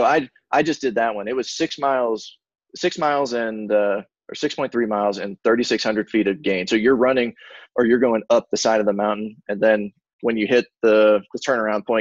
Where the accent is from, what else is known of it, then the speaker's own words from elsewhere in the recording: Florida, United States; moved away; I grew up in Florida, about an hour away from Disney